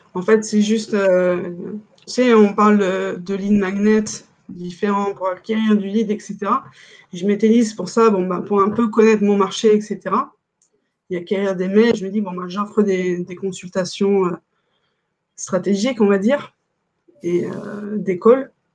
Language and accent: French; France; on est français